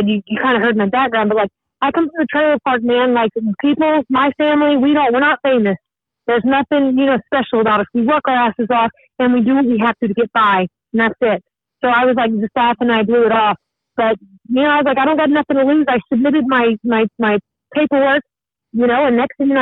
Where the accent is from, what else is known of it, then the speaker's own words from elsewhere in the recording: Georgia, United States; I was born in Georgia, you know, I was raised in the South